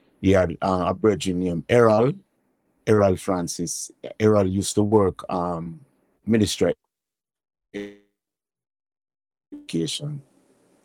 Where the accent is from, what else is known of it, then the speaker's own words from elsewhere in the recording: Kingston, Saint Andrew, Jamaica; I was born in Waterhouse.